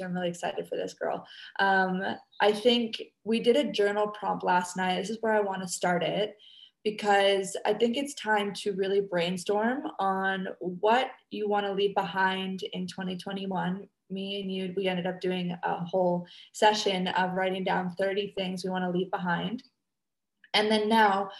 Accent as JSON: {"language": "English", "country": "Canada", "moved": "yes", "lives_now": "Indonesia"}